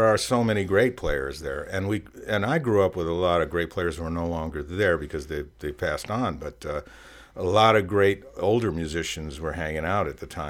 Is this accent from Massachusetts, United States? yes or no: no; Buffalo, New York, United States; also born or lived in Maryland / Pittsburgh; now in Las Vegas, United States; I was born and raised in Buffalo. My wife and I lived in Maryland for a while. I lived in Pittsburgh for a while.